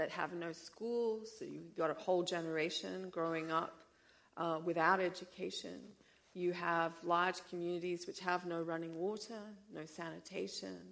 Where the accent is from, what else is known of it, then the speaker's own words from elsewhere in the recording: Australia; moved away as an adult; also born or lived in South Africa; I came from Australia. That's where the accent is from. I was raised in what I would say was a non-color conscious environment.